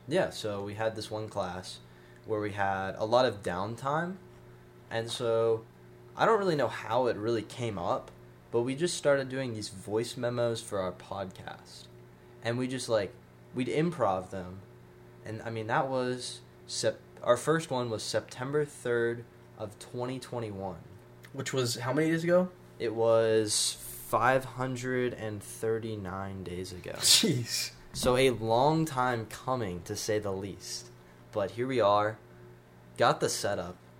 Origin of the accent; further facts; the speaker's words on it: Franklin, Tennessee, United States; also born or lived in Nashville, Tennessee / Dubai; I was born in Nashville, Tennessee, and then grew up in Franklin